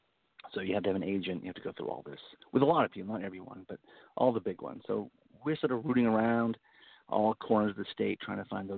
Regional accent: Frenchboro, Maine, United States; So my family's been on this little island 8 miles at sea for, since 1800. And I grew up there.

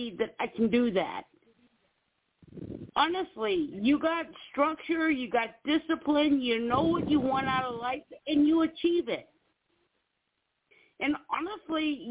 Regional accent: East Coast, United States; moved away; I'm from the East Coast

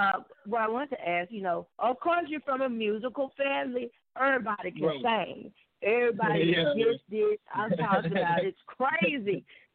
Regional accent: Houston, Texas, United States; also born or lived in Pasadena, Texas; we came to Houston. We moved from Pasadena, which was predominantly Hispanic, you know, and then moved to South Park, Houston. To all the way black

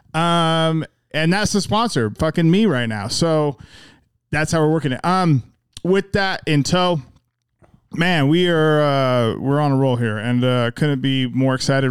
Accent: Magna, Utah, United States; we're both from Magna.

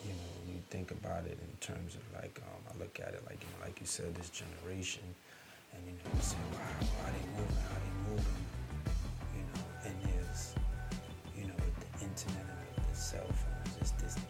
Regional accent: New York City, New York, United States; also born or lived in Manhattan; I'm from the Bronx originally, you know what I'm saying? And between the Bronx and Manhattan, I was born in Manhattan, raised in the Bronx, you know, in the 70s, you know, in the 80s

